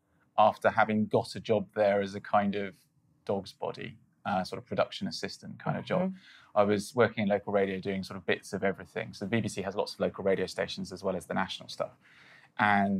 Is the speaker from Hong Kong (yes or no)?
no; United Kingdom; I'm British